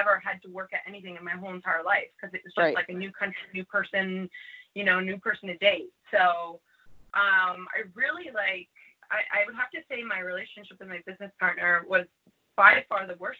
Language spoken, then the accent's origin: English; Canada; now in New York, United States; I'm originally from Canada